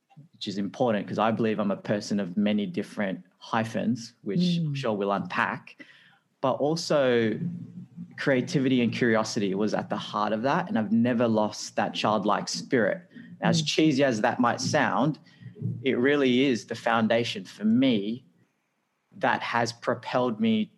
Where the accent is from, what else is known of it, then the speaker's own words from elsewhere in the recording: Sydney, New South Wales, Australia; also born or lived in Philippines; So I'm originally from the Philippines and we migrated to Australia when I was only a one-year-old baby.